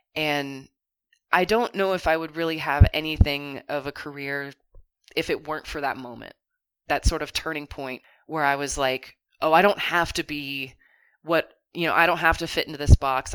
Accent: Kentucky, United States; growing up in Kentucky, I didn't feel like I could be the person that I wanted to be

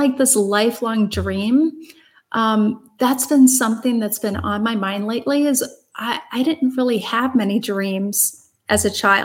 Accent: Brighton, Illinois, United States; also born or lived in Chicago; I grew up in the Midwest in just outside of St. Louis in a little town called Brighton, Illinois

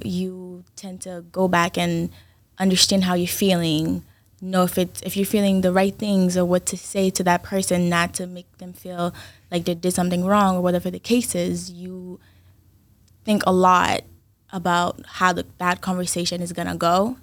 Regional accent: Brockton, Massachusetts, United States; also born or lived in Haiti; originally I'm from Haiti, but I'm from Brockton.

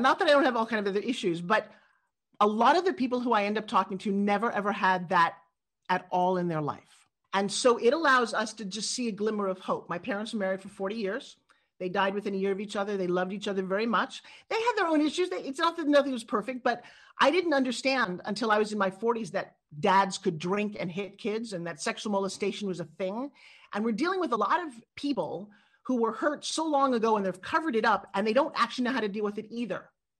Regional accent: New York, United States; accent: New York; Actually, my original accent comes from New York. So I grew up talking like this.

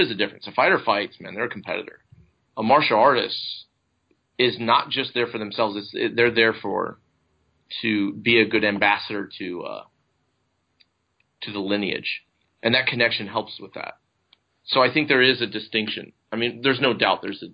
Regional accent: United States; I'm an American

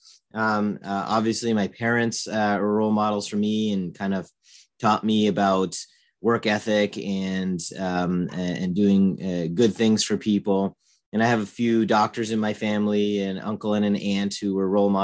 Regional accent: Northern Virginia, United States; moved away as an adult; also born or lived in Michigan; I was born in Virginia and grew up in Northern Virginia, and lived there most of my life

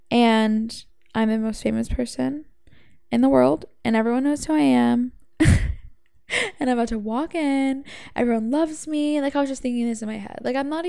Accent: Savannah, Georgia, United States; also born or lived in Atlanta; now in Los Angeles, United States; I come from Savannah and Atlanta, Georgia is where I lived 4 years before LA.

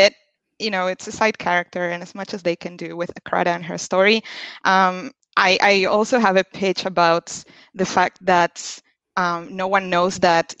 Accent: Argentina; I'm from Argentina

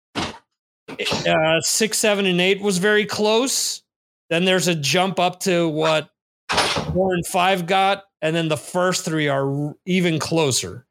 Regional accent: New Jersey, United States; someone from New Jersey

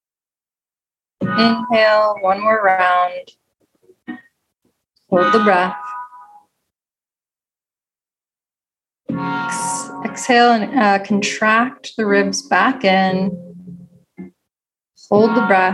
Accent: Cincinnati, Ohio, United States; now in Los Angeles, United States; I'm from Cincinnati

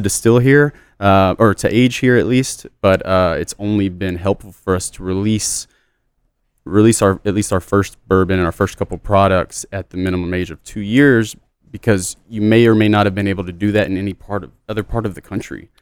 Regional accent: Southeast Texas, United States; I'm born and raised in Texas, but Southeast Texas

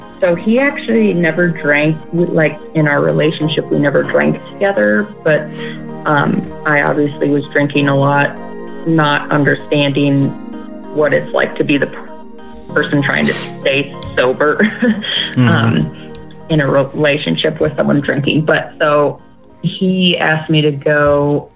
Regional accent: Colorado Springs, Colorado, United States; I'm from Colorado Springs, Colorado. I'm a native

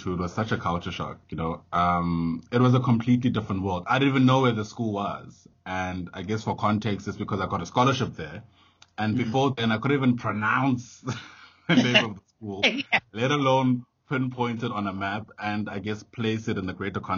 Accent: Johannesburg, Gauteng, South Africa; I come from Alex

